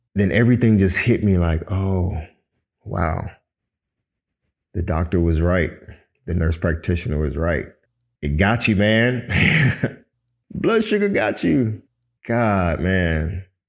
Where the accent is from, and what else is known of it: Miami, Florida, United States